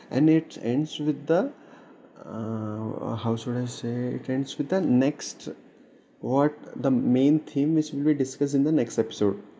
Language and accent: English; India; I'm Indian.